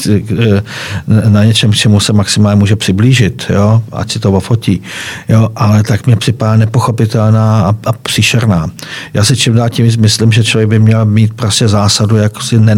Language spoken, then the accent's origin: Czech; Moravia, Czechia; byť se, cítit, byť jsem Moravan, ale tam tu část, tady ty východní Moravy neznám.